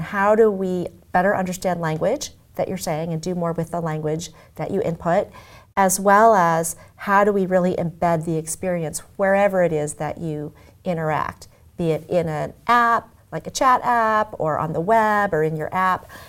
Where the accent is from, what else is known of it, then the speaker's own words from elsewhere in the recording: Omaha, Nebraska, United States; moved away; also born or lived in Tokyo, Japan / Los Angeles; I was born in Tokyo, and I grew up in Omaha, Nebraska